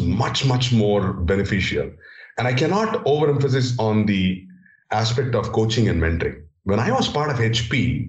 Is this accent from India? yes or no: yes; India; English is a second language; growing up in India, coming up from a remote village and trying to understand, get hold of English as a language, as a foreign language